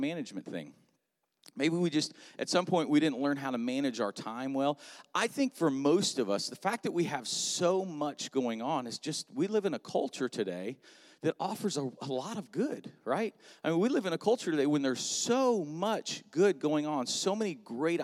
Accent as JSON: {"language": "English", "region": "South Florida", "country": "United States", "tie": "born or raised there", "also_born_or_lived": "Atlanta, Georgia", "moved": "yes", "lives_now": "Melbourne, United States", "said": "I actually grew up in South Florida"}